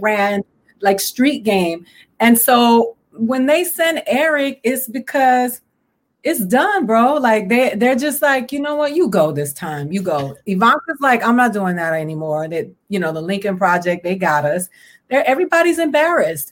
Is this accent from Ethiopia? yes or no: no; Puerto Rico; Puerto Ricans who are America's bitch because we are, you know, we're a Commonwealth and we're the stepchild